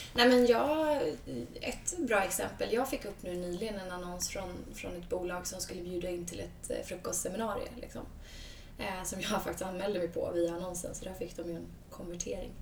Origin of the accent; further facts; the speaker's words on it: Sweden; moved away as an adult; also born or lived in United States; när jag kom tillbaka från USA, flyttade hem till Sverige